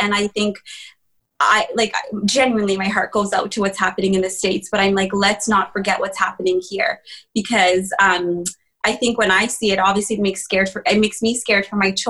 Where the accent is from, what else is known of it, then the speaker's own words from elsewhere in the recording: Rwanda; born there; So I was born in Rwanda, and I think a lot of people do know about the genocide.